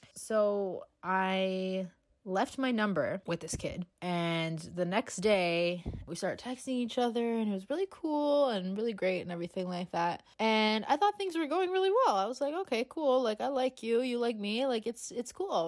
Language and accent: English; Canada; I am from Canada